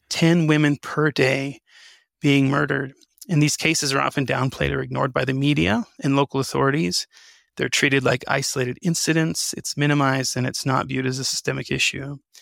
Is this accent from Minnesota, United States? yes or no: no; New Mexico, United States; I was born and raised in New Mexico